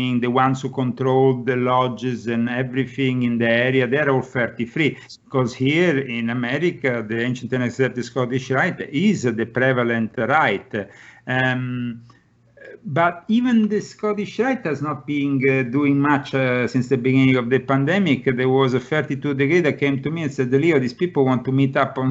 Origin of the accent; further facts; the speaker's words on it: Italy; now in United States; I come from Italy, I didn't know anybody here